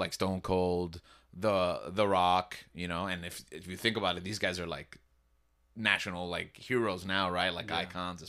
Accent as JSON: {"language": "English", "region": "New York", "country": "United States", "tie": "born there", "said": "So my dad was from New York, and I was born in New York."}